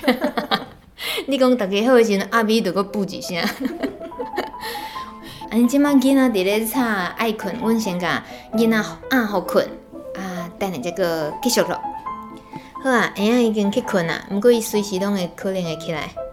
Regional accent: Taiwan; 我们台湾人从小到大

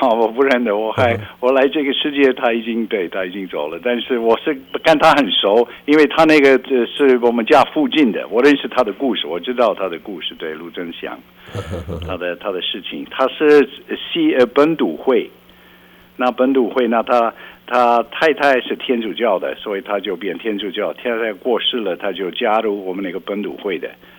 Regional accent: Belgium; Chinese is a second language; 啊，不是，比较乡下一本一本的乡下

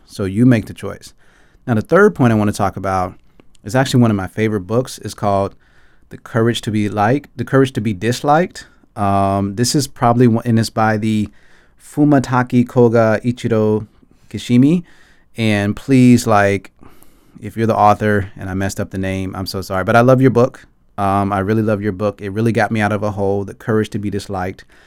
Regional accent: Atlanta, Georgia, United States; moved away as an adult; now in Taipei, Taiwan; I grew up in Atlanta, Georgia

